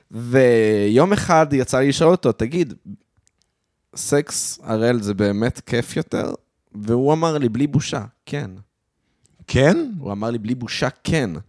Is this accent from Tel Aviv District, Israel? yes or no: no; Modiin Illit, Judea and Samaria, Israel; הייתי ילד חרדי ו... וגדלתי במודיעין עילית, אבל היינו הולכים לקניון מלכה לעשות uh, קניות